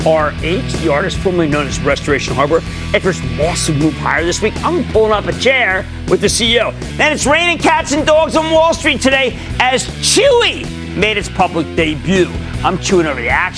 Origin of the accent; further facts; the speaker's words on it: New Jersey, United States; my home state of New Jersey